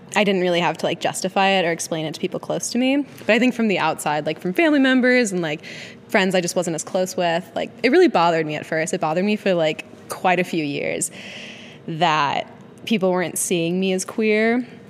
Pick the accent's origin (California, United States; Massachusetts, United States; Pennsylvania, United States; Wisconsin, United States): Wisconsin, United States; moved away as an adult; also born or lived in New York City / Los Angeles; we grew up in the same town together in Wisconsin